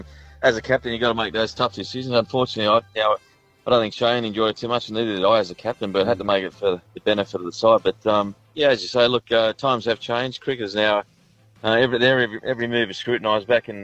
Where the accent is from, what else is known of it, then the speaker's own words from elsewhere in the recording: Australia; And that's something that sort of frustrated me as an Australian cricketer.